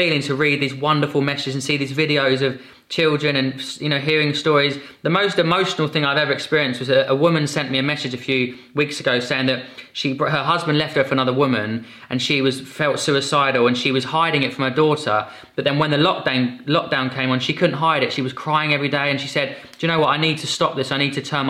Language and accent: English; Epsom, South East England, United Kingdom; So I was born in Epsom in Surrey